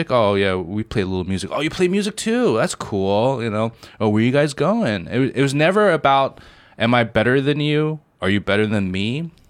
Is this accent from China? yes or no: yes; Shanghai, China; where are you from? I'm like, I'm from Shanghai.